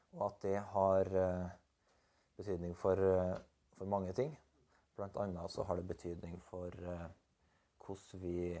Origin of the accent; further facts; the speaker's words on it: Berkåk, Trøndelag, Norway; Jeg er født på landet, i fjellbygda Eller vokste opp på fjellbygda Berkåk. Jeg er trønder og har en trøndersk identitet.